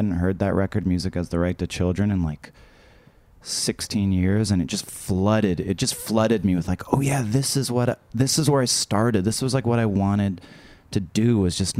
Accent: Canada; I'm too Canadian

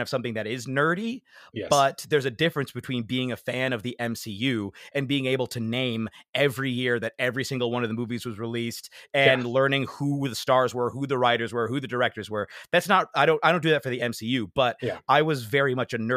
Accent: United States; now in London, United Kingdom; I was born in the United States

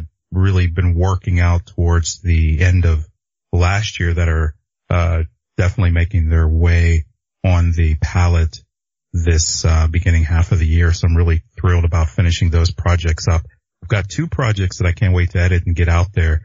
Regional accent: Pittsburgh, Pennsylvania, United States; moved away as an adult; now in Los Angeles, United States

